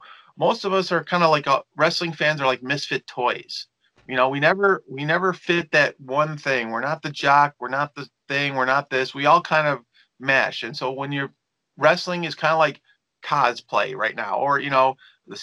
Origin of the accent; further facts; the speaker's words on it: Elmhurst, Illinois, United States; I grew up in Elmhurst, Illinois, which is about 19 miles.